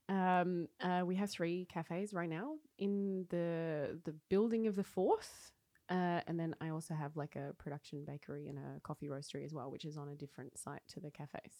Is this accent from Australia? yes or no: yes; Wodonga, Victoria, Australia; moved away as an adult; also born or lived in Paris, France; now in Oslo, Norway; I grew up in Wodonga, so like oh. mid, between ah. Melbourne and Sydney